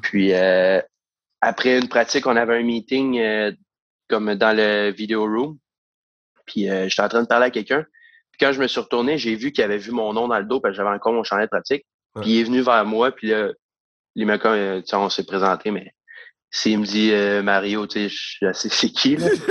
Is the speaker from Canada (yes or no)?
yes; Saint-Eustache, Quebec, Canada; c'est un peu d'où je viens, de, de Saint-Eustache